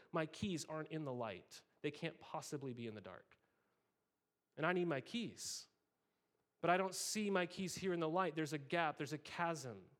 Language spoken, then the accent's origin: English; Montana, United States; as a kid, I grew up in Montana